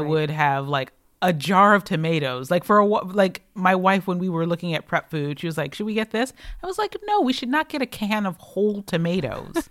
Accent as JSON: {"language": "English", "region": "Michigan", "country": "United States", "moved": "yes", "lives_now": "Los Angeles, United States", "said": "I am from Michigan, where water is delicious."}